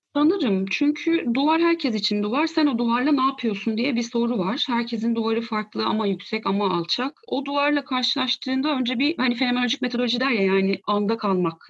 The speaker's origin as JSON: {"language": "Turkish", "region": "Ankara", "country": "Turkey", "tie": "born or raised there", "said": "82 Ankara doğumluyum"}